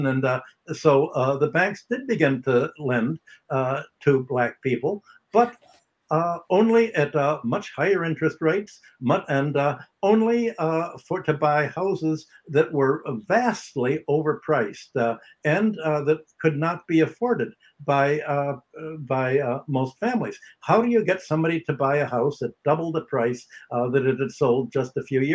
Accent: Chicago, Illinois, United States; I grew up in near Hyde Park, Kenwood, on the south side near the University of Chicago

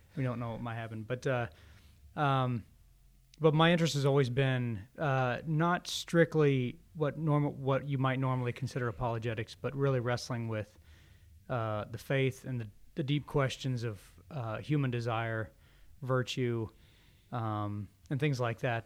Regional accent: northern Indiana, United States; moved away as an adult; also born or lived in Boston area / Waco, Texas; now in Birmingham, United States; I'm originally from Indiana, uh, up in the north

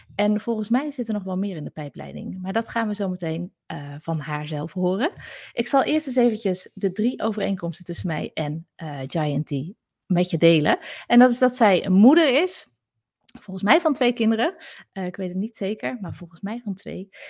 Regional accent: Zaltbommel, Gelderland, Netherlands; accent: soft G; first language Gronings; Want vroeger ben ik in Zaltbommel opgegroeid en leerde ik als eerste Gronings van mijn ouders

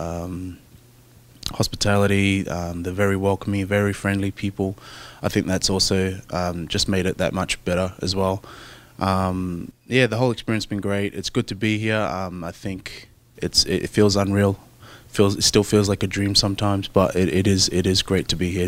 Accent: Brisbane, Queensland, Australia; also born or lived in Auckland, New Zealand; I was actually born in Auckland, um, but I was raised in Brisbane, Australia. So I grew up my whole life in Australia, hence the, the accent.

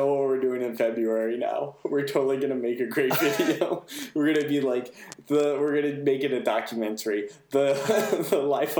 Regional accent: United States; as an American

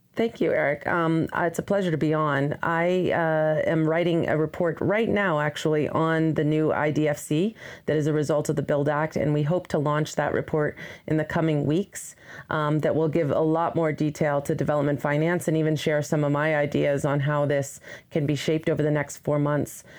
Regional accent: Colorado, United States; moved away as an adult; now in Washington, D.C., United States; I grew up in Colorado

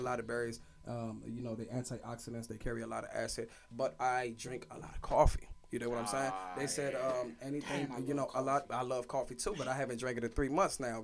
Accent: Washington, District of Columbia, United States; I went to all DC public schools. I grew up in Mount Pleasant

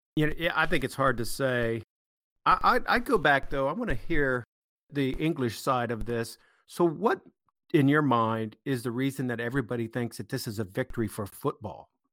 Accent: United States; as an American

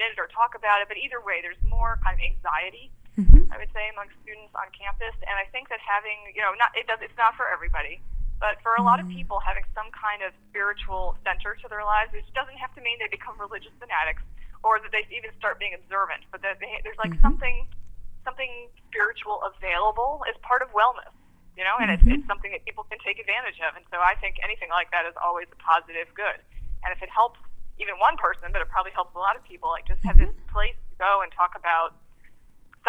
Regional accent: Baltimore, Maryland, United States; I grew up in Baltimore

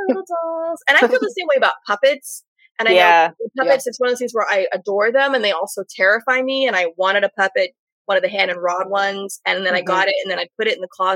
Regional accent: California, United States; growing up in California

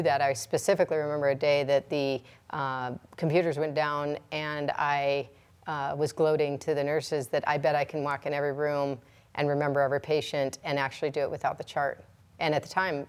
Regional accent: 30 miles outside of Edgemont, South Dakota, United States; I grew up 30 miles outside of Edgemont between, you know, Harrison, Nebraska and Edgemont, South Dakota

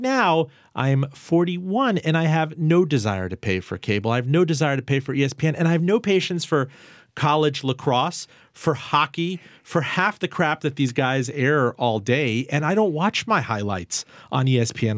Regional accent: Miami, Florida, United States; now in Richmond, United States; I grew up in Miami

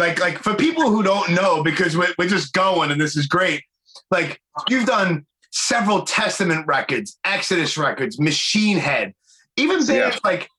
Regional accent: New York City, New York, United States; being from like born and raised in Brooklyn on the East Coast

